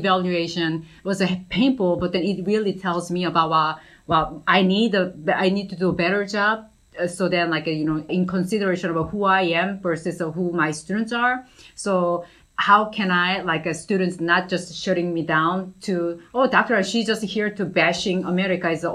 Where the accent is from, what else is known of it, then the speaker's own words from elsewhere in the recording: South Korea; English is a second language; moved away as an adult; now in United States; I'm from Korea